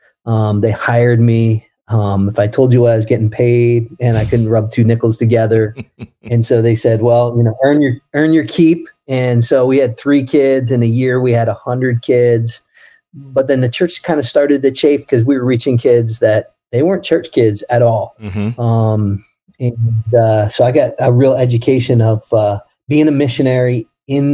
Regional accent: Camden, New Jersey, United States; moved away as an adult; also born or lived in Scranton, Pennsylvania / Michigan; now in Kalamazoo, United States; originally, I grew up in Philadelphia, just outside of Philadelphia, Camden, New Jersey

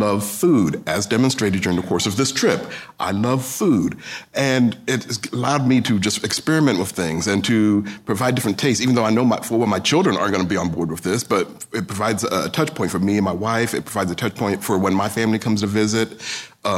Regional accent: London, United Kingdom; now in United States; I was born in London

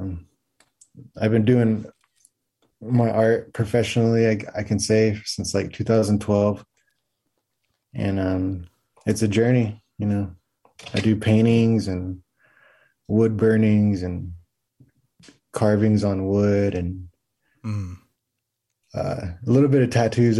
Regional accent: Oklahoma, United States; I am from the Comanche Nation and the Second Fox Nation of Oklahoma.

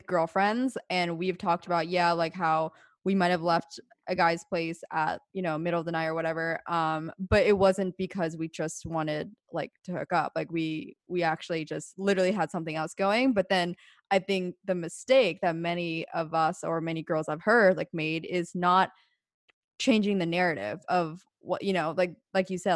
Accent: Pennsylvania, United States

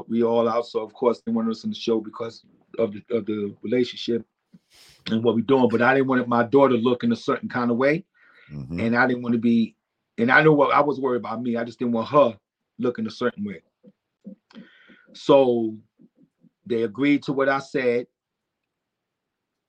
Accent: New York City, New York, United States; also born or lived in Brooklyn; I was born in Brooklyn and raised in the Bronx.

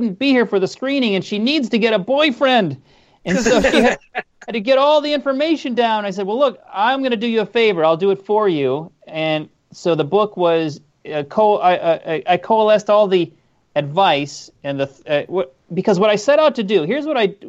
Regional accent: Minnesota, United States; moved away; I'm from Minnesota originally

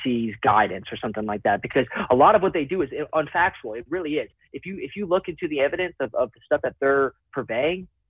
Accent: United States; I am fundamentally American in all aspects

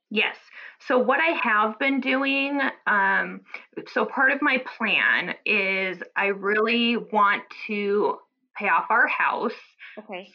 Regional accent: Omaha, Nebraska, United States; now in New Haven, United States; I'm from the Midwest. She's still in um, Omaha, Nebraska, where I'm from

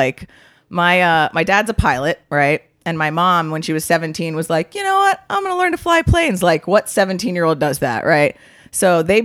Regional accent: Curaçao; moved away; I'm from Curacao. Yeah, I was born in Curacao

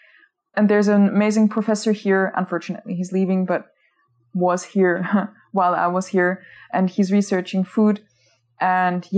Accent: Austria; moved away as an adult; also born or lived in Vienna; now in Nagoya, Japan; I'm originally from Austria, not Australia

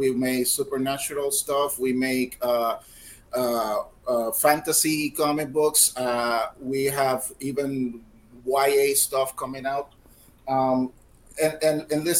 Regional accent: Puerto Rico; I'm from Puerto Rico

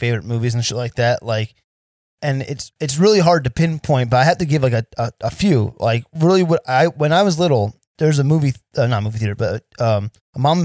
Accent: Sayreville, New Jersey, United States; now in Las Vegas, United States; So I'm originally from New Jersey. Now, I live in a town called Sayreville, but there's a section of Sayreville called Parlin, and that's where I'm from

